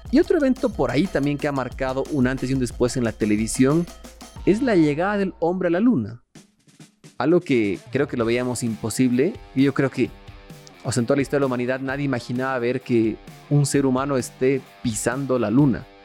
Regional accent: Mexico; que hay un hito gigante en la historia de la humanidad que ha sido hecha por mexicanos. Muy, muy bueno como latinos. Como mexicanos, pues está mucho más cool que así sea.

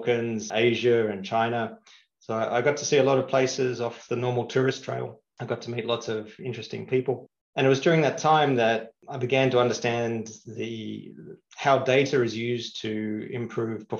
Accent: Australia; moved away as an adult; also born or lived in London, United Kingdom; now in Singapore; I grew up in Australia

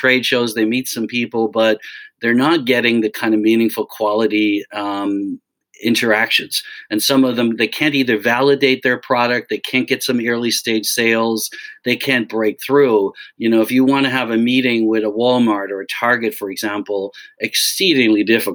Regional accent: Dublin, Leinster, Ireland; moved away as an adult; now in United States; I grew up in Dublin. My family's in Dublin, so I've always been back and forth. I came over here in the mid-80s

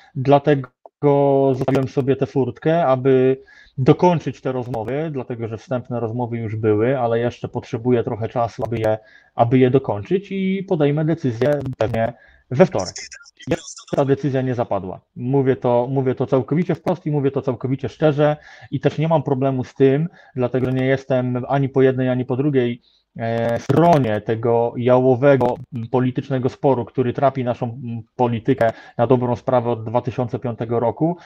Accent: Lubusz Voivodeship, Poland; pochodzę z województwa lubuskiego

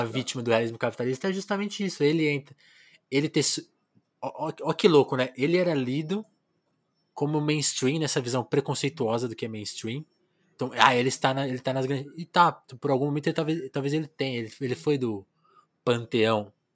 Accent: Ribeirão Preto, São Paulo, Brazil; moved away; Eu também sou do interior de São Paulo, de Ribeirão, embora eu tenha nascido em São Paulo, mas eu fiz esse trajeto interior e capital

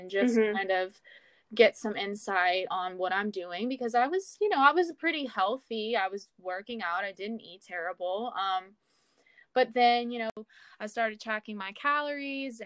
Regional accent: Baton Rouge, Louisiana, United States; moved away as an adult; now in San Francisco, United States; I'm actually from Louisiana, the Baton Rouge area. I moved out to San Francisco about 2 years ago

